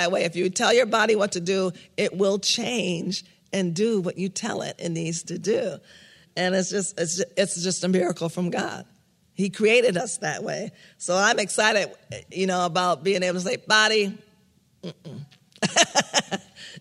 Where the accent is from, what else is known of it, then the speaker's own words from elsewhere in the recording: New York, United States; moved away; I grew up in New York